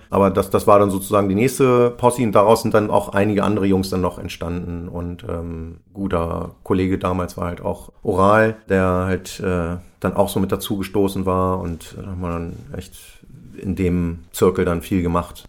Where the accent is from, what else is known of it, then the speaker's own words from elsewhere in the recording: Braunschweig, Lower Saxony, Germany; moved away as an adult; now in Hamburg, Germany; Ursprünglich bin ich aus Braunschweig, ist ja nicht weit von Hannover, bin aber Ende der 90er schon ähm, nach Hamburg gegangen